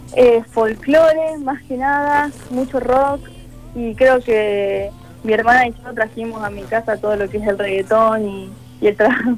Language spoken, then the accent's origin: Spanish; Córdoba, Argentina; soy de Córdoba